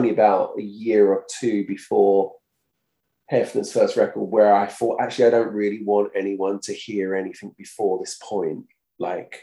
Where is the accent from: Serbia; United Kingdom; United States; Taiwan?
United Kingdom; Brentwood, East of England; accent: Essex; I was from Brentwood, which is only up the road.